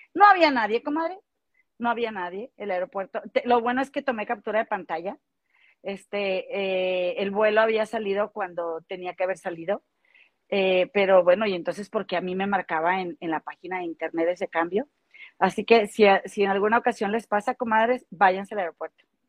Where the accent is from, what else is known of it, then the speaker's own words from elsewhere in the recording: Monterrey, Nuevo León, Mexico; moved away as an adult; now in Chicago, United States; yo soy de aquí de Monterrey y vivo en Chicago desde hace casi, bueno, cuatro años y medio